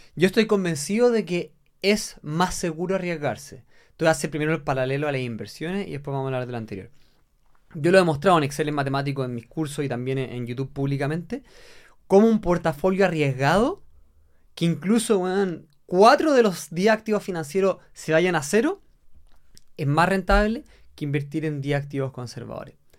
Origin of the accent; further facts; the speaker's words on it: Chile; Yo soy seleccionado chileno, yo, soy, yo estoy en la selección de trail running de Chile